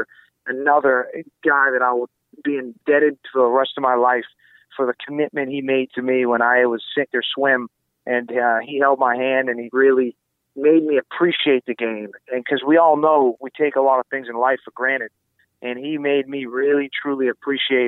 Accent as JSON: {"language": "English", "town": "Salem", "region": "Massachusetts", "country": "United States", "tie": "born or raised there", "said": "I grew up in Salem, Massachusetts, the home of the Witches"}